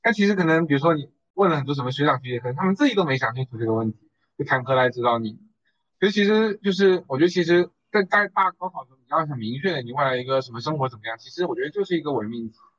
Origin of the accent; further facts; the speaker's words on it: Longyan, Fujian, China; moved away as an adult; 我是龙岩人